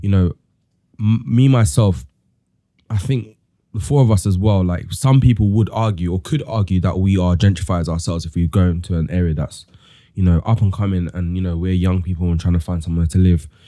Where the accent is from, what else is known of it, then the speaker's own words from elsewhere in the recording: London, United Kingdom; also born or lived in Chingford, London; I grew up in Stratford, like Tom